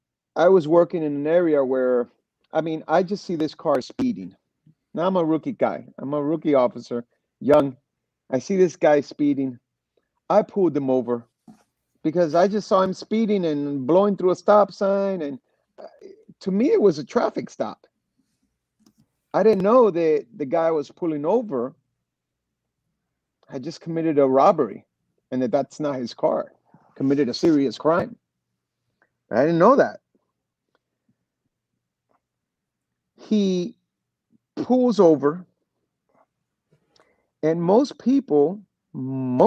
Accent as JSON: {"language": "English", "town": "Miami", "region": "Florida", "country": "United States", "tie": "born or raised there", "also_born_or_lived": "Los Angeles, California", "said": "I was born in L.A., Los Angeles, and then raised here in Miami, Florida. And I lived here pretty much all my life."}